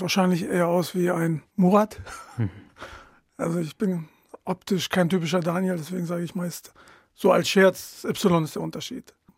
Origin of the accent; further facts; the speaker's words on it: Delmenhorst, Lower Saxony, Germany; moved away as an adult; also born or lived in Bremen; now in Ritterhude, Germany; ich bin in Delmos geboren. In Delmos geboren und aufgewachsen